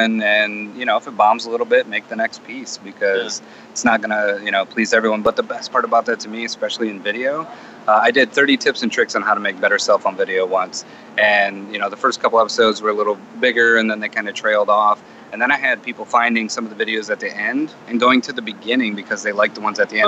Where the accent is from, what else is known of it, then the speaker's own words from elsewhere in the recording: Flint, Michigan, United States; I'm from Flint, Michigan